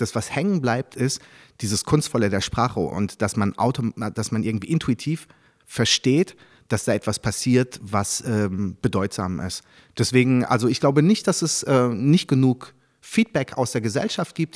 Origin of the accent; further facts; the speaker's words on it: Germany; first language French; German is a second language; also born or lived in Paris, France; now in Berlin, Germany; als ich dann, da war ich so zwischen sechs und sieben nach Deutschland gekommen bin